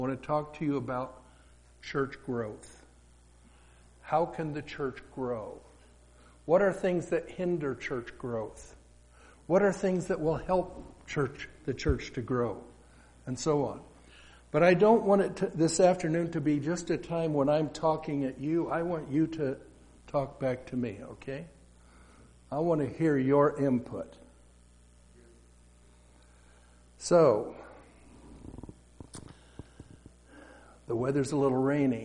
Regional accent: Colorado, United States; moved away as an adult; also born or lived in Seattle area / Alberta; I grew up in Colorado on a dairy farm.

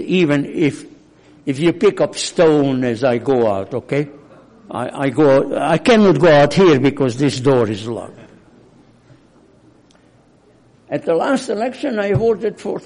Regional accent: Hungary; accent: Hungarian; English is a second language; now in United States; I'm not American by birth, I'm Hungarian. Probably I don't have to prove it, you know it by my accent.

